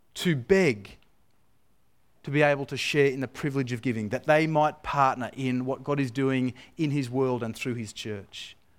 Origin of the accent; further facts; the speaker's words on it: Australia; moved away; deep down, I'm still Australian